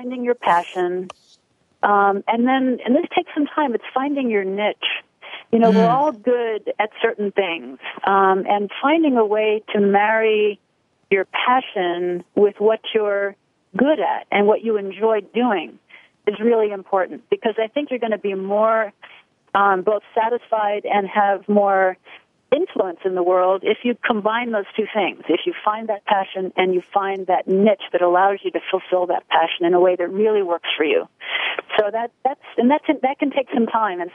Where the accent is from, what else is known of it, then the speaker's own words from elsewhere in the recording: Long Island, New York, United States; I grew up on Long Island